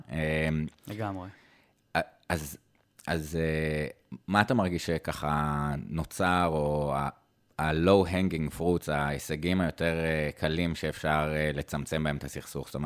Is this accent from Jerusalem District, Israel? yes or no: yes; Jerusalem, Jerusalem District, Israel; בתור ירושלמי, אה, היית רואה את כולם, זאת אומרת, מתנחלים, חרדים, ערבים, בכל מיני מקומות, ואין עכשיו מפגשים.